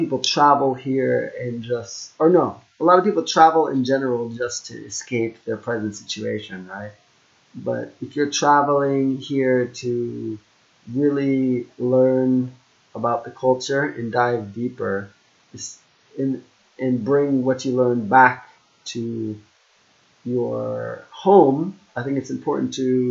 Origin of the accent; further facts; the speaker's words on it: United States; moved away; also born or lived in Japan; I'm Jamaican Chinese. I was born in the US